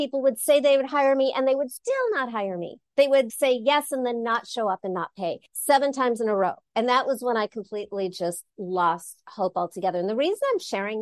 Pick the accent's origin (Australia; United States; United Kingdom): United States; Los Angeles, California; I grew up in Los Angeles, ran away to college, got a degree in religion back east, came back